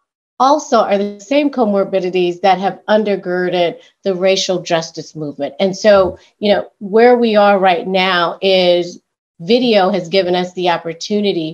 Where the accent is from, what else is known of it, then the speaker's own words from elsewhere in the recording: High Point, North Carolina, United States; I grew up in North Carolina in a small town called High Point.